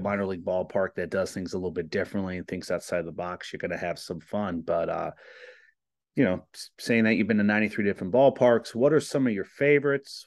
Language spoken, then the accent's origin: English; New Jersey, United States; moved away; I'm from New Jersey